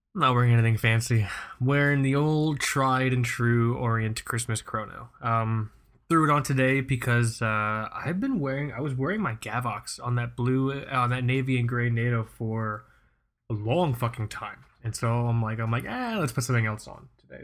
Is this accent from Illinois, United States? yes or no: no; South Florida, United States; moved away as an adult; also born or lived in New York; Michael and I, born and raised in South Florida. Um, I, I left South Florida, but then I came back.